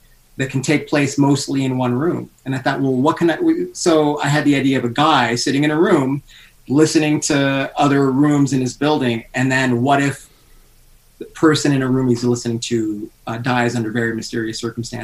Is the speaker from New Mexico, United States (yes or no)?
no; Los Angeles, California, United States; now in Las Vegas, United States; Originally, I'm from California, L.A., but I was living in Las Vegas at the time